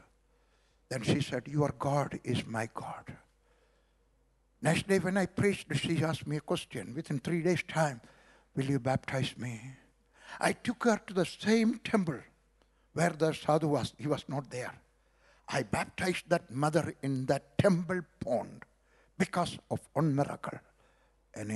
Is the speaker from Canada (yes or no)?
no; South India, India; also born or lived in Kerala / Punjab / Kashmir; now in Delhi, India; I was born in South India